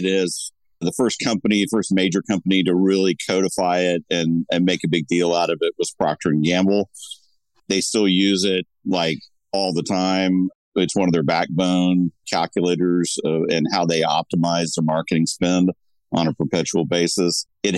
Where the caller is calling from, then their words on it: Laguna Niguel, California, United States; I'm joining you from Laguna Niguel, California, where there's still a marine layer.